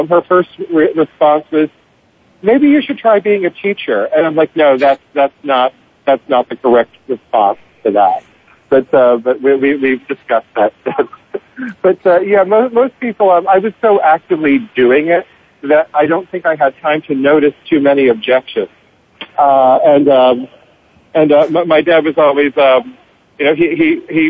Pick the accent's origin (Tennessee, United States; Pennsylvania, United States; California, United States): Pennsylvania, United States; Pittsburgh; moved away as an adult; now in New York, United States; my hometown of Pittsburgh